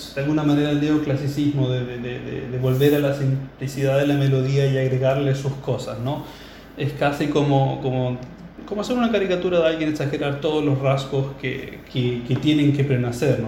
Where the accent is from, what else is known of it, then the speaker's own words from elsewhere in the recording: Chile; also born or lived in Berlin; intérprete chileno